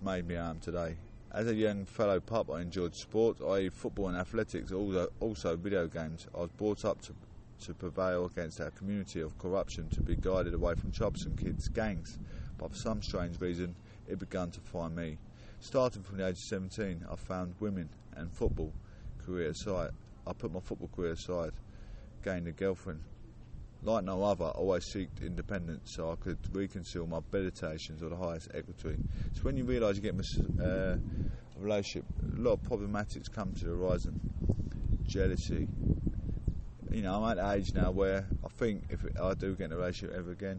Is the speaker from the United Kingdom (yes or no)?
yes; Clacton-on-Sea, East of England, United Kingdom; I was born and raised in Clacton-on-Sea